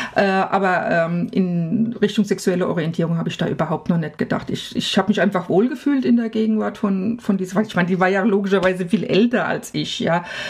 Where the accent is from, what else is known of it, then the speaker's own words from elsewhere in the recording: village about 20 km from Frankfurt, Hesse, Germany; moved away as an adult; now in Freiburg, Germany; Frankfurt ist ungefähr 20 Kilometer weg, aber tiefstes Land